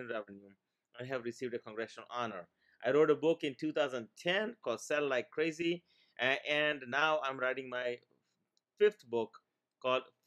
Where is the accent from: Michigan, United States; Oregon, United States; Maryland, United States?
Maryland, United States; English is a second language; also born or lived in India; I came here from India in 1989 with $20 and no English, grew up here in Maryland.